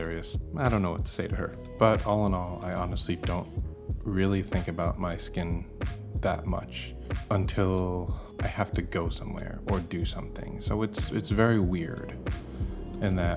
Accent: Bethesda, Maryland, United States; now in Portland, United States; I was born in Bethesda, Maryland. I currently live in Portland, Oregon

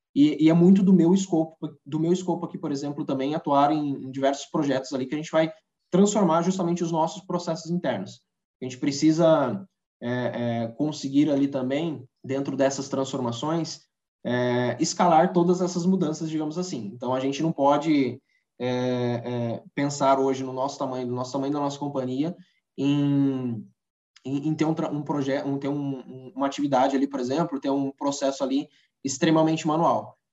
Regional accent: Socorro, São Paulo, Brazil; sou natural aqui de Socorro, de, que é interior de São Paulo

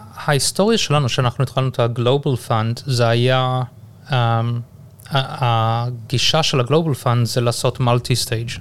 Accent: Durban, KwaZulu-Natal, South Africa; accent: South African; moved away as an adult; also born or lived in Haifa, Israel / Johannesburg, South Africa / United States / England; now in Israel; וגדלתי בדרום אפריקה

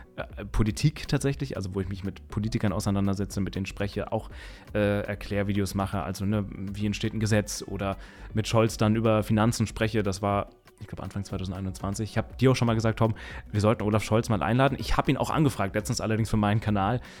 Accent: Mainz, Rhineland-Palatinate, Germany; ich komme aus Mainz

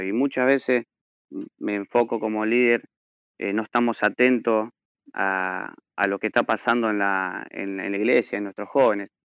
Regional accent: Carcarañá, Santa Fe, Argentina; soy de Carcaranía

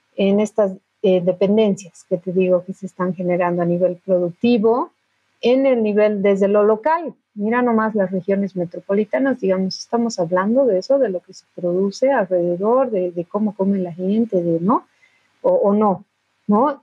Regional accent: Bolivia; como bolivianos

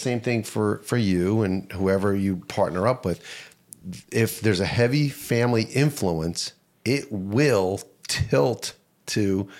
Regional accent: Verona, New Jersey, United States; moved away as an adult; now in Wayne, United States; I grew up in Verona. I live in Wayne.

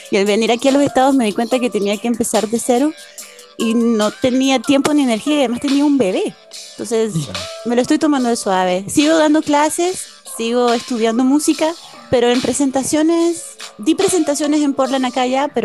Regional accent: Nicaragua; born there; also born or lived in England / Spain; mi papá es de Inglaterra y mi mamá es nicaragüense. Nací en Nicaragua

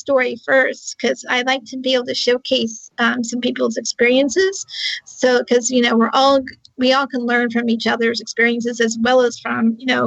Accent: Charlottesville, Virginia, United States

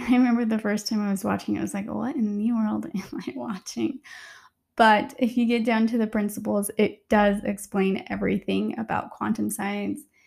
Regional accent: Utah, United States; growing up in Utah in a very religious um, state

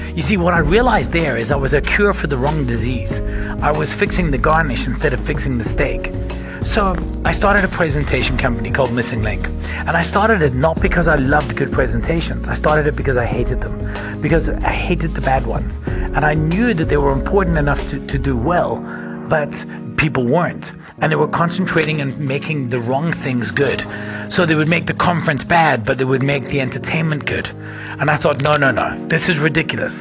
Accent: Scotland, United Kingdom; now in South Africa; I'm from Scotland

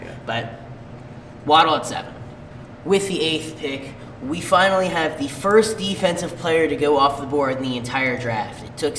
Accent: Philadelphia, Pennsylvania, United States; I'm from Philadelphia.

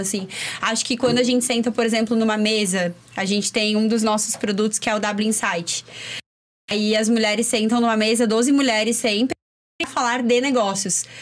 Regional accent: Chapecó, Santa Catarina, Brazil; now in Florianópolis, Brazil; Eu não sou de Floripa, eu sou de Chapecó.

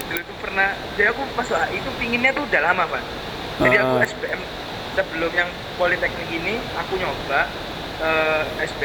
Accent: Sidoarjo, East Java, Indonesia; aku sempet ketemu sama kotaku kan sidoarjo

